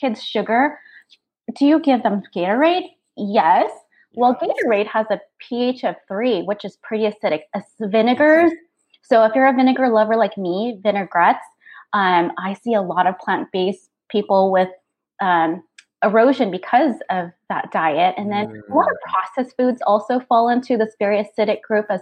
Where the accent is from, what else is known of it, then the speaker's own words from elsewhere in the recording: North Dakota, United States; I grew up calling it in North Dakota.